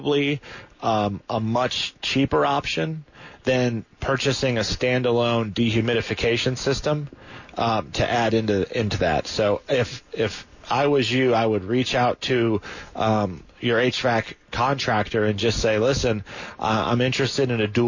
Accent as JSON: {"language": "English", "region": "Michigan", "country": "United States", "moved": "yes", "lives_now": "Florida, United States", "said": "I'm actually from Michigan"}